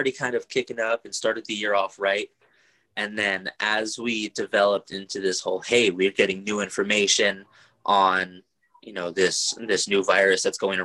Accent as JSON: {"language": "English", "town": "Oxnard", "region": "California", "country": "United States", "tie": "born or raised there", "moved": "as an adult", "said": "Born and raised in Oxnard, California, but brought all over the world by US Army."}